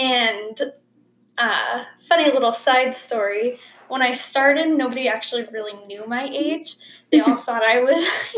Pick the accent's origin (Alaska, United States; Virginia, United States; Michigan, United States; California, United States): Alaska, United States; Kodiak; moved away as an adult; now in Idaho, United States; I grew up on Kodiak, Alaska, which is a small island with about between 6,000 to 9,000 people on it. And I moved here to Idaho about a little less than 2 years ago